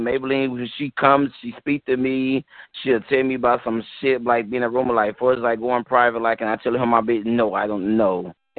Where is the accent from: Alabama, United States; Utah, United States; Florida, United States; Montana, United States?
Alabama, United States; Yeah, I'm from Alabama.